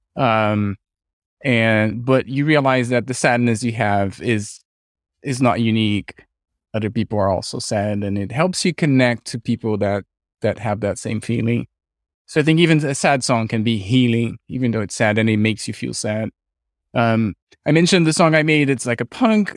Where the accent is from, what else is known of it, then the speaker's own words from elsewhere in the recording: Brazil; now in California, United States; I'm from Brazil. We had a military dictatorship when I was growing up